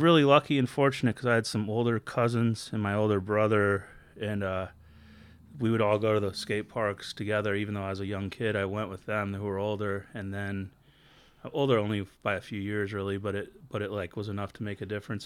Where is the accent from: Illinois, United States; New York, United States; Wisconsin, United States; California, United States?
California, United States; Long Beach; I grew up in Southern California in a town called Long Beach